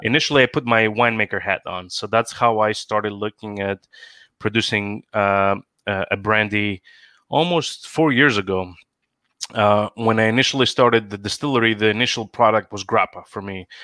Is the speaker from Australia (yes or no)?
no; Greece; moved away as an adult; now in Seattle, United States; I live in the US, born and raised in Greece, came here for uh, school, landed a job